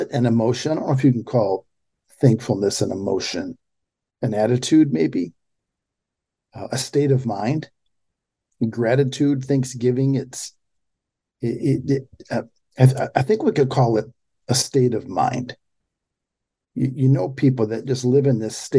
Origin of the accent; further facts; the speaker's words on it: Pontiac, Michigan, United States; I grew up in, I was born in Pontiac, Michigan, 30 miles north of Detroit